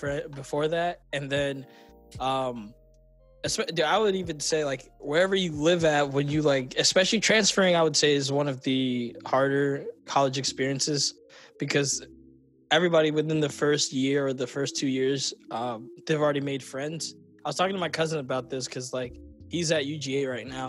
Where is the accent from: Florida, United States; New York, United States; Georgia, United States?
Georgia, United States; Roswell; all of us, like, growing up in Roswell